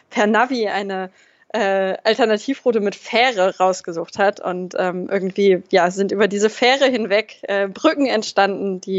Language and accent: German; Braunschweig, Lower Saxony, Germany; Ich komme ursprünglich aus Braunschweig.